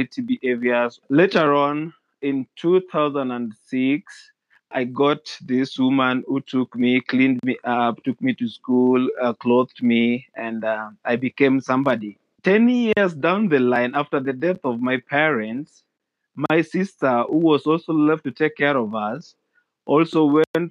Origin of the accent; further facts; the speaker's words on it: Kenya; being that I grew here